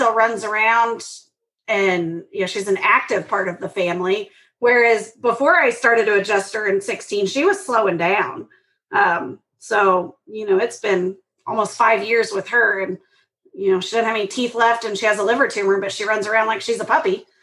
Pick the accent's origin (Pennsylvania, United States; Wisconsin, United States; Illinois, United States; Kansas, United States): Kansas, United States; I grew up in Kansas